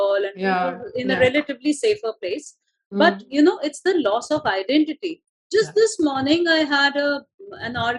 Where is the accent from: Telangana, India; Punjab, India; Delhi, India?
Punjab, India; I grew up in Punjab back in the 80s